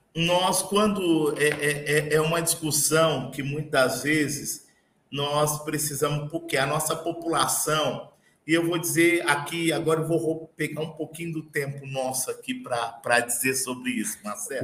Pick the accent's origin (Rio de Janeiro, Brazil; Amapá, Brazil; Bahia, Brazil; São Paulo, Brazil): São Paulo, Brazil; Barretos; eu sou natural de Barretos